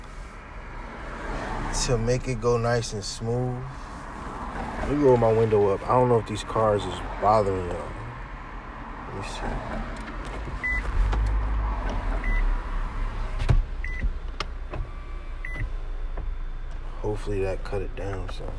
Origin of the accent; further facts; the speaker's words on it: Essex County, New Jersey, United States; I'm from Jersey, Essex County.